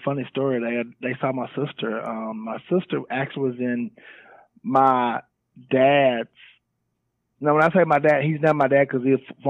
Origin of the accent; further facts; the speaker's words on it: Mississippi, United States; born there; also born or lived in Georgia / Dallas / Atlanta / Chicago; So, right. I was born in Mississippi.